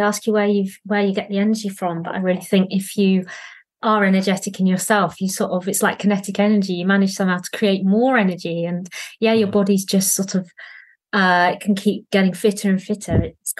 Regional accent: East of England, United Kingdom; born there; Yeah, so I was born in Essex.

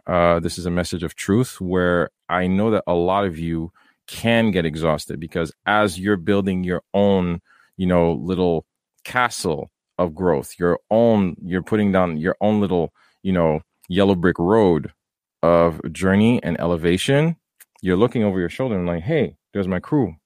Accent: Haiti; moved away; I grew up in Haiti

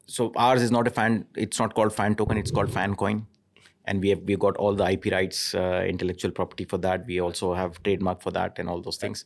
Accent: India; moved away; I grew up in India

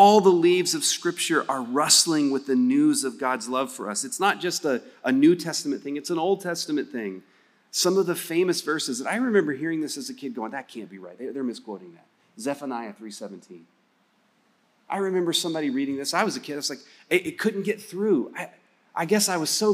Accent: West Texas, United States; I'm from West Texas.

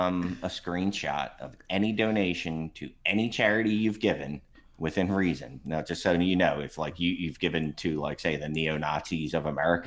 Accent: Philadelphia, Pennsylvania, United States; I'm from Kensington

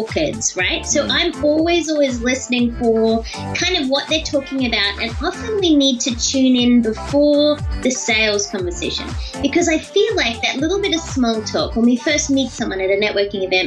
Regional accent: Australia; now I'm Australian

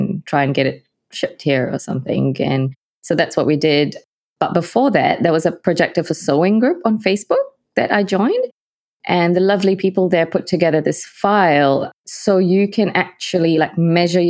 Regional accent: Malaysia; moved away as an adult; now in New Zealand; I'm from Malaysia, currently living in New Zealand. I've been away from Malaysia for about 11 years now, I think. I'm of Indian heritage, so Malaysian Indian.

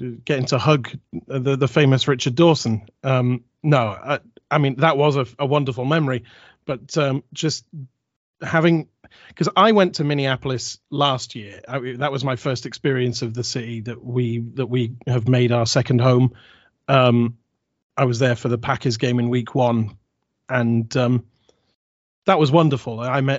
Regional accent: United Kingdom; We are Vikings fans from the UK

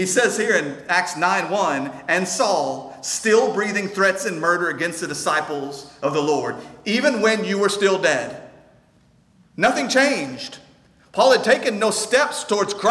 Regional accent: North Shore, Texas, United States; We're close enough to my hometown that some of you know people from North Shore

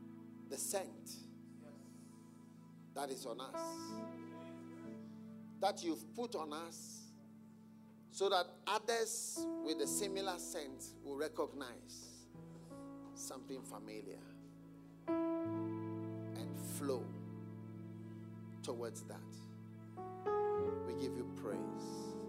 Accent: Ghana; Oh, wow. You're African, right? Man, you're African. That's all. Where are you from? Ghana, Guyana. I said, no, Ghana, Guyana, Guyana, Guyana, Guyana.

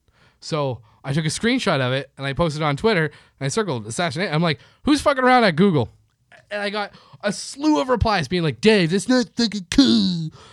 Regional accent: Canada; now in Los Angeles, United States; I'm from Canada.

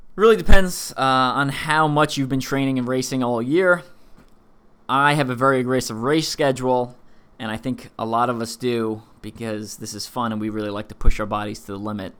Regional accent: East Coast, United States; I'm from the East Coast

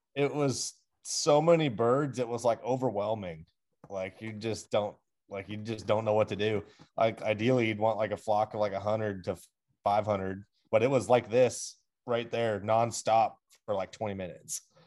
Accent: Pacific Northwest, United States; this is like home ground that I grew up on

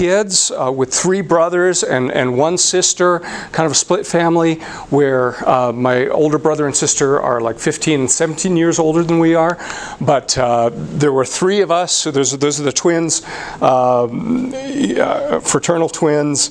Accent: San Diego, California, United States; now in Colorado, United States; I'm a Californian, was born and raised in the San Diego area

